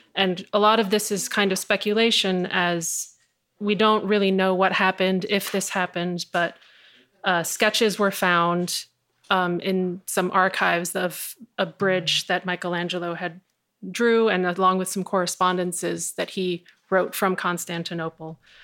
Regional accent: New York City, New York, United States; I grew up in New York City in the eighties and nineties

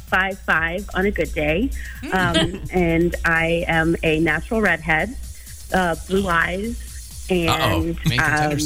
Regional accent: Tacoma, Washington, United States; I am also from Tacoma

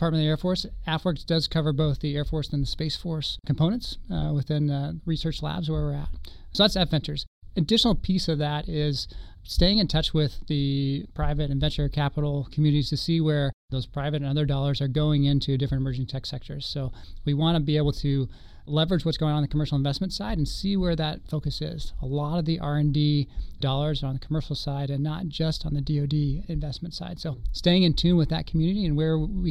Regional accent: Lincoln, Nebraska, United States; moved away; Originally hail from Lincoln, Nebraska

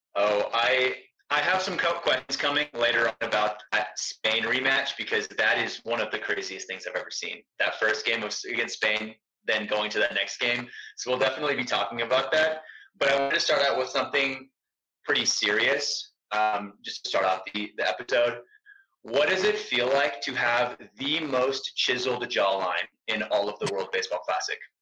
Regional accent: Texas, United States; I'm from Texas, so football is massive in Texas.

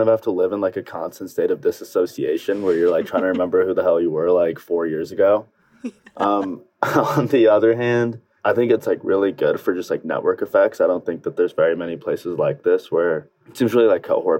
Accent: Sandy, Utah, United States; also born or lived in Salt Lake City, Utah; I grew up in Sandy. I'd spend most of my time in Salt Lake. Went to like every high school imaginable here and then went to the University of Utah.

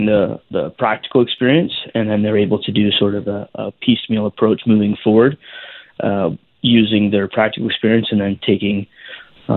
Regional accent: Canada; a Canadian Mariner myself

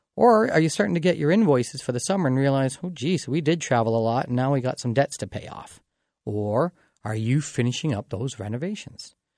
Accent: Dorchester, Ontario, Canada; my hometown of Dorchester

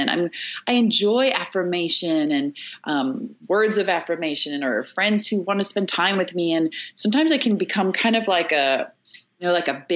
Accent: South Africa; I'm from South Africa

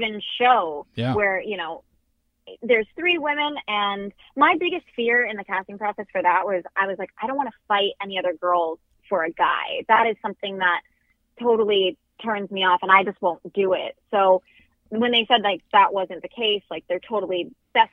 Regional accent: Roseville, California, United States; I was born and raised in Roseville, California, which is just outside of Sacramento, California.

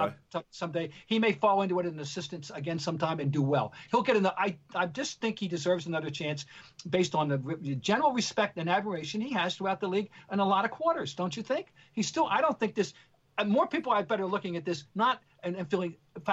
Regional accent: New York, United States; You and I grew up in New York, the Garden, the Mecca, basketball, blah, blah, blah.

